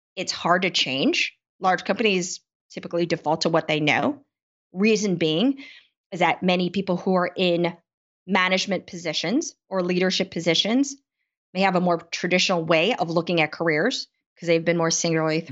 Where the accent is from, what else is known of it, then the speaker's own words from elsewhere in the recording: United States; Being Asian American